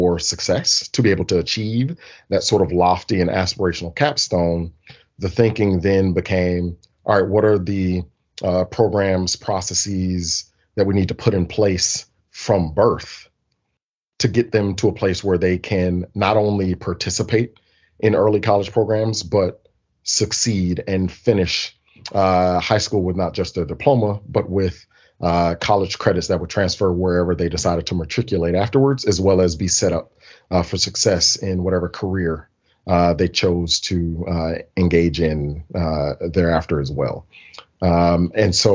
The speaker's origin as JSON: {"language": "English", "town": "Birmingham", "region": "Alabama", "country": "United States", "tie": "born or raised there", "said": "born and raised in Birmingham, Alabama"}